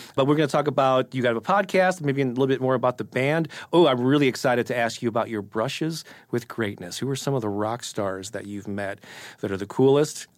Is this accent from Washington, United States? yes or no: no; St. Louis, Missouri, United States; I was born and raised in Saint Louis and grew up on Casey